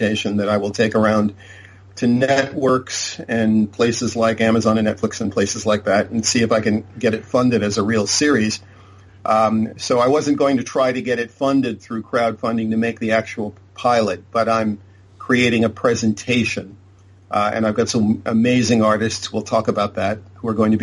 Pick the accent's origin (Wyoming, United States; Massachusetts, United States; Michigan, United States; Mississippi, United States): Massachusetts, United States; Boston; moved away as an adult; also born or lived in Southern California; I'm originally from Boston, Massachusetts. When I first came out to Southern California